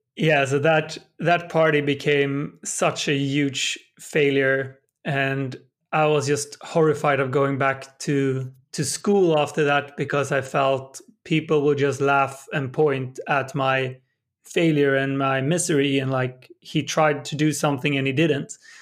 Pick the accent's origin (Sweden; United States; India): Sweden; my hometown in Sweden